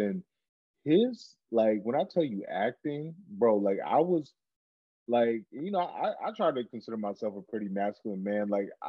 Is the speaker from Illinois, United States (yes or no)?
no; Minnesota, United States; born or raised there; also born or lived in Cameroon